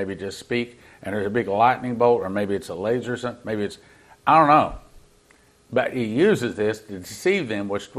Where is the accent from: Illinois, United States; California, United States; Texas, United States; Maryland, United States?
Texas, United States; being a Texan